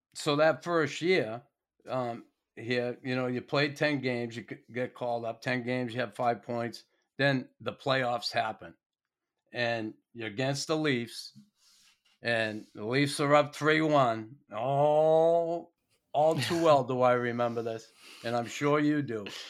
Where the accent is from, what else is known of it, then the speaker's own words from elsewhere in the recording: United States; now in Montreal, Canada; being an American